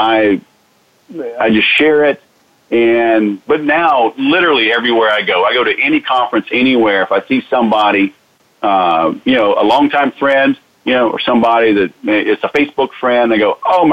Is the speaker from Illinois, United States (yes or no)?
no; Houston, Texas, United States; moved away; I grew up in Houston